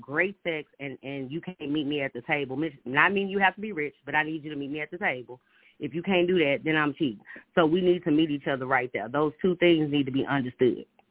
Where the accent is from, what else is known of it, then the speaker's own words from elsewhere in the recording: Houston, Texas, United States; now in Minneapolis, United States; I'm from Houston, Texas. I've been living in Minneapolis for four years, so I understand the South.